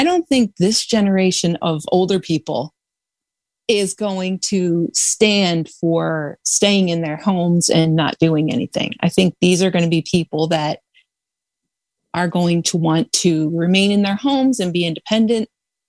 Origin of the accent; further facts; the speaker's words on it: Delaware, United States; And we're a very small state. I'm from Delaware, so we struggle, but we hang in there